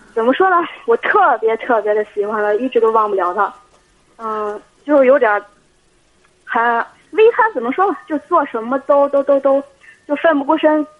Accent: Shanghe, Shandong, China; 我家是商河

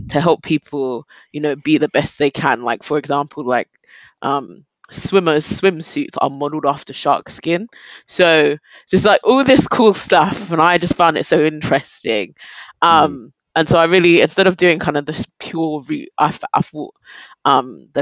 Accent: London, United Kingdom; I'm from South London, Croydon specifically.

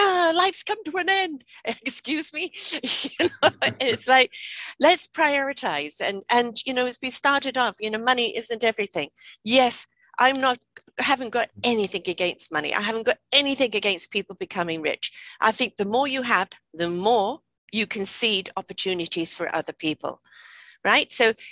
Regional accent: England, United Kingdom; I'm from England

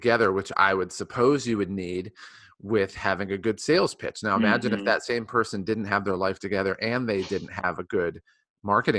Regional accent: Ohio, United States; I grew up in Ohio

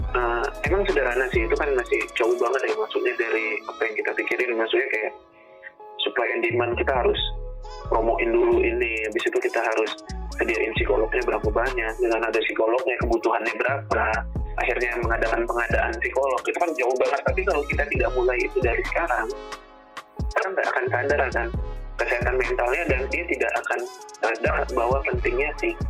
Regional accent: Lampung, Indonesia; Contoh lah aku dari Lampung, di Lampung itu belum ada S2 psikologi profesi tapi kalau S1-nya ada banyak gitu

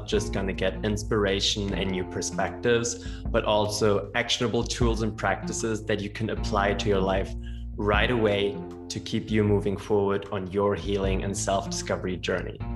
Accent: Germany; growing up in Germany

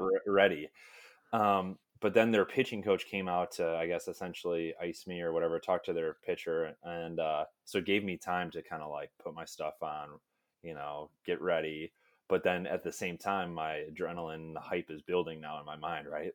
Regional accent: Illinois, United States; I'm from Illinois

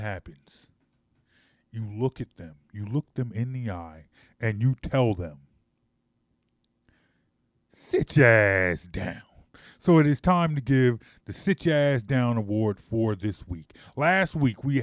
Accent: United States; as an American

